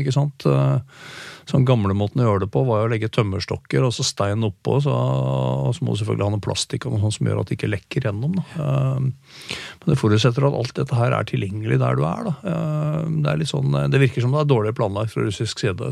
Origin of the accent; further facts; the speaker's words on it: Norway; hjemme i Norge